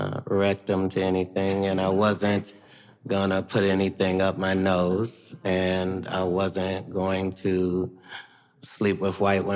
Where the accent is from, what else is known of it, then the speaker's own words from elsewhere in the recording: Ohio, United States; I'm from Ohio, for crying out loud.